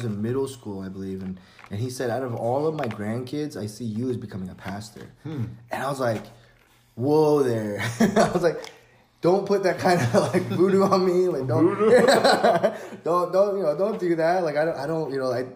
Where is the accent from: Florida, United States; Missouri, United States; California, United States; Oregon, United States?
California, United States; San Francisco; I'm originally from San Francisco